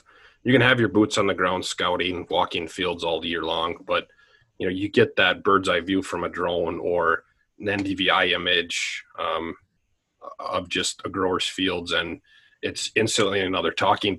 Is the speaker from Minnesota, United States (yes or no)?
yes; Medford, Minnesota, United States; also born or lived in South Dakota; I'm originally from Medford, Minnesota, which is kind of just up the road here from Owatonna. Grew up on a small farm.